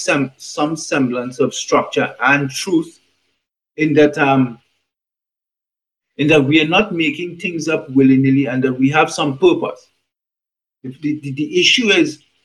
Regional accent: Trinidad & Tobago; I was born in the Caribbean, in Trinidad to be specifically.

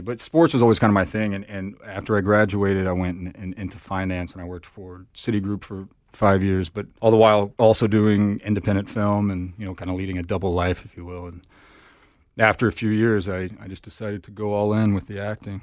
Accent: Texas, United States; now in Los Angeles, United States; I'm from Texas

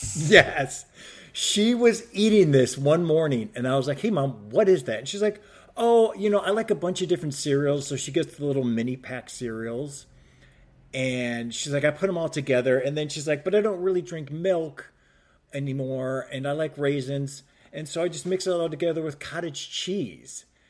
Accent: Cleveland, Ohio, United States; moved away as an adult; also born or lived in New Hampshire / Chicago; now in Los Angeles, United States; growing up in Cleveland

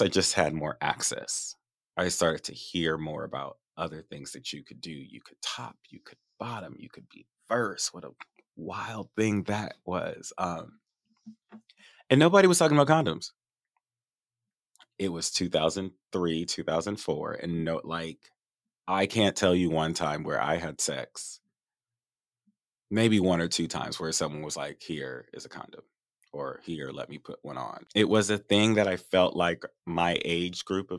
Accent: Los Angeles, California, United States; also born or lived in Inglewood; So I'm from the Valley and from Northridge.

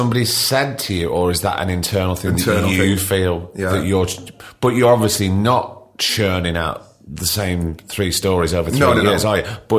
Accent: Blackpool, North West England, United Kingdom; I grew up in Blackpool

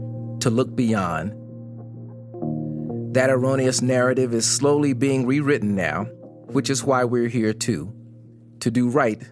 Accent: Tulsa, Oklahoma, United States; I grew up in Tulsa, Oklahoma

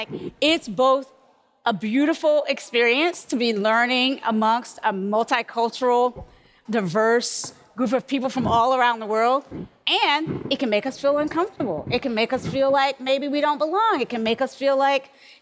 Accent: Kinston, North Carolina, United States; now in California, United States; growing up in North Carolina, I was sort of trained and formed to be most comfortable around English

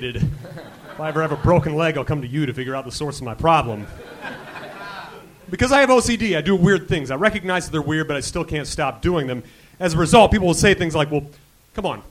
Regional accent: Nebraska, United States; also born or lived in Pennsylvania / New York; now in Los Angeles, United States

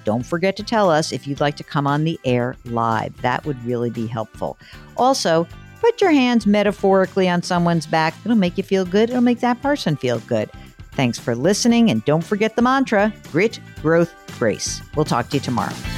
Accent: Northeast, United States; a neurotic Jew like I am from the Northeast

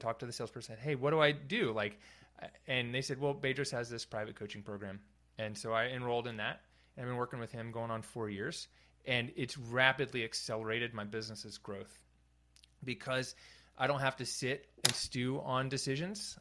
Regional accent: North Carolina, United States; moved away as an adult; also born or lived in California / San Francisco / San Luis Obispo; I grew up here in North Carolina

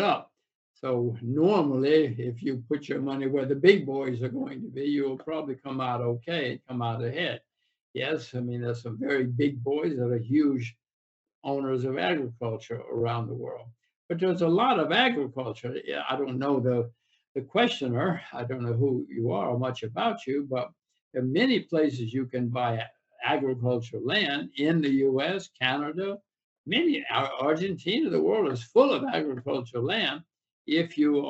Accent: United States; I'm an American.

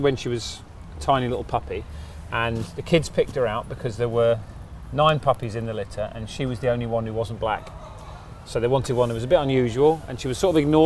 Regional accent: Crawley, South East England, United Kingdom; now in Sheffield, United Kingdom; I grew up in Crawley in West Sussex.

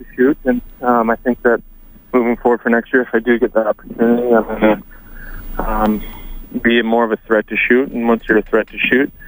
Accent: St. Albert, Alberta, Canada; I'm from St. Albert

